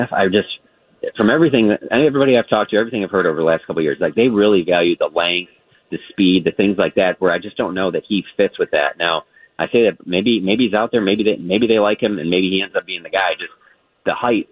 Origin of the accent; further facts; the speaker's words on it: Michigan, United States; when I was growing up in Michigan